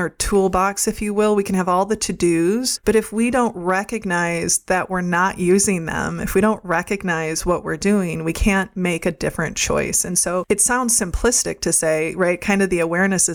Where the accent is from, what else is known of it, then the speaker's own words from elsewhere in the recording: Midwest, United States; I grew up in the Midwest